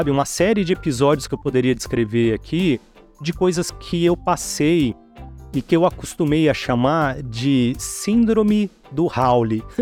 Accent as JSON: {"language": "Portuguese", "town": "Santos", "region": "São Paulo", "country": "Brazil", "tie": "born or raised there", "also_born_or_lived": "Registro / Venda Nova do Imigrante / São Vicente / Guarujá", "said": "Eu vivi quase toda a minha adolescência em Santos, ali na Baixada Santista, né?"}